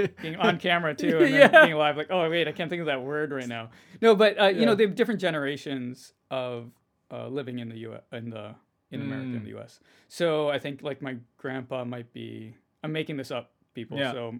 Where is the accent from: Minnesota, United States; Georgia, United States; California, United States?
Minnesota, United States; we're currently in Minnesota. We're both from Minnesota.